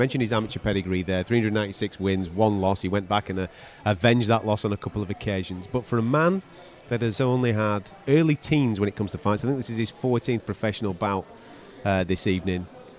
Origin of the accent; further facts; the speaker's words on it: United Kingdom; as a British fight fan, you can't help but get excited